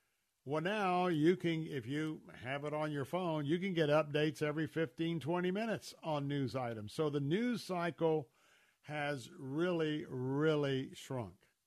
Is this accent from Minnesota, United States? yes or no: no; Tampa, Florida, United States; growing up in Tampa, born and raised there